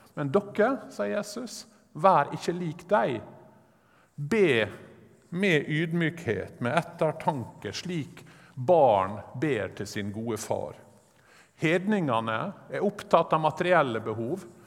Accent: Sunnmøre, Møre og Romsdal, Norway; jeg er sunnmøring

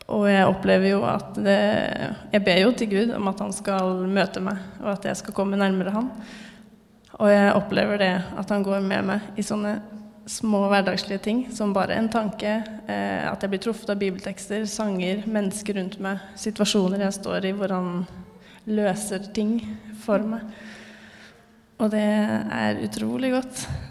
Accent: Fredrikstad, Østfold, Norway; moved away as an adult; now in Trondheim, Norway; jeg har vokst opp i Fredrikstad frikirke. Og kom hit sammen med min mann i 2022, sommeren 2022, altså til Trondheim frikirke

